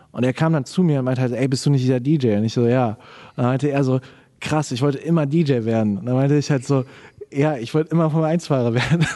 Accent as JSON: {"language": "German", "country": "Germany", "said": "als Deutscher"}